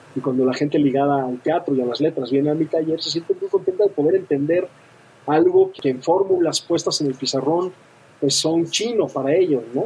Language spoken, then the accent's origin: Spanish; Mexico City, Mexico; also born or lived in Europe; soy de la Ciudad de México, muy, muy enamorado de la Ciudad de México, he vivido también un buen rato en Europa